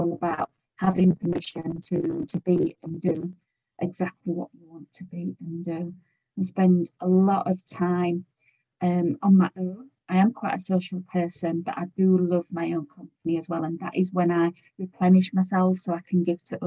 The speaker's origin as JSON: {"language": "English", "country": "United Kingdom", "said": "we're British"}